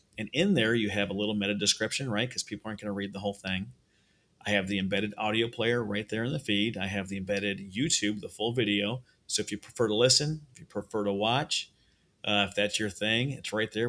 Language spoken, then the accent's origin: English; Minnesota, United States; moved away; I'm from Minnesota originally